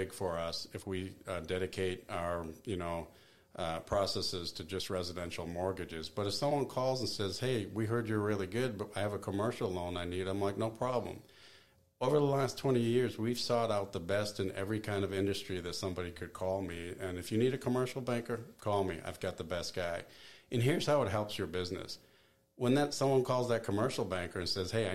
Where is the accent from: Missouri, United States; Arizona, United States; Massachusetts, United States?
Massachusetts, United States; Boston; moved away as an adult; also born or lived in New York / Seattle, Washington; now in Greensboro, United States; I grew up in Boston, lived in New York, lived in Seattle